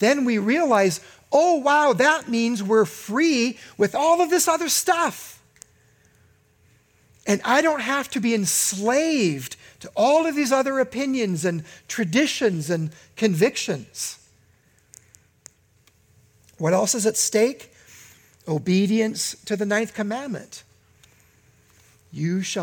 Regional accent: United States; in my lifetime as an American

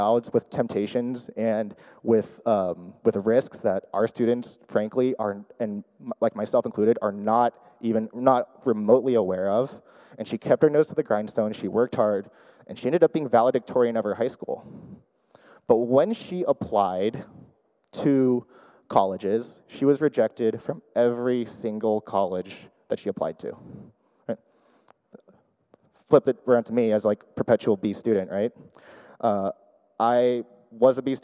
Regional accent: Orange County, California, United States; first language English; also born or lived in Chicago; I grew up in Orange County, so kind of local to here

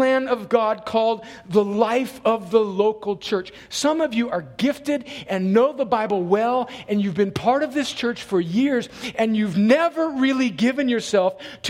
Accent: California, United States; now in Columbus, United States; I'm not from here. I'm originally from another country called California

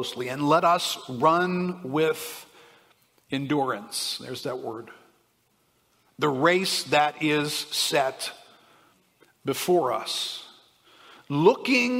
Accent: United States; As an American

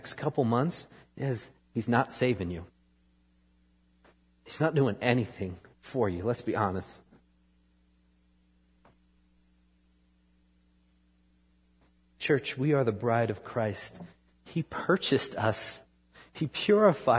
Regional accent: New York, United States; moved away; I grew up in New York

